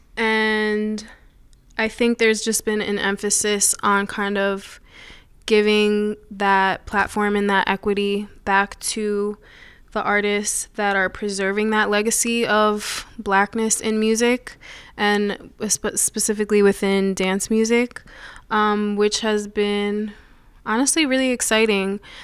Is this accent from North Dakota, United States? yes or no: no; Putnam County, New York, United States; also born or lived in Summit, New Jersey; we moved to Putnam County, which is about an hour north of the city